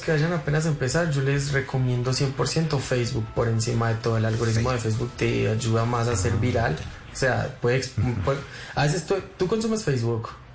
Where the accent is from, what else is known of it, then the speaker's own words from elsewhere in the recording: Medellín, Antioquia, Colombia; moved away as an adult; also born or lived in Bogotá / Chía; yo tengo 26, nací en Medellín eh, y vivo en Medellín otra vez ya como tres años sin vivir aquí, pero volví hace como dos meses